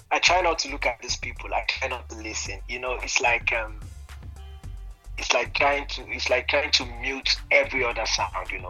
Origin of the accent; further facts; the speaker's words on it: Bayelsa, Nigeria; English is a second language; moved away as an adult; also born or lived in Malatya, Turkey; directly I came from from Bayelsa. I came to, to, to Turkey.